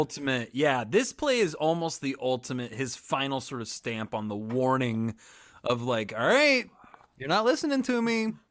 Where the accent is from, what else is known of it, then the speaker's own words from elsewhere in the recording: Kansas, United States; I'm from Kansas